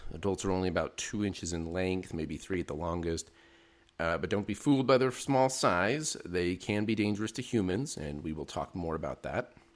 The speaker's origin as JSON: {"language": "English", "region": "Utah", "country": "United States", "tie": "born or raised there", "also_born_or_lived": "Arizona", "moved": "as an adult", "lives_now": "New Mexico, United States", "said": "I grew up in Utah"}